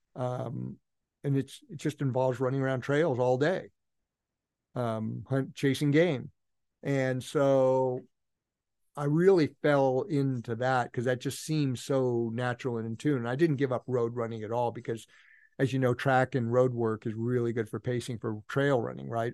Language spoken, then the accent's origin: English; Healdsburg, California, United States; also born or lived in Palo Alto, California; when I was five or six, we moved from that Menlo Park, Palo Alto area in the, on the peninsula up to a place called Healdsburg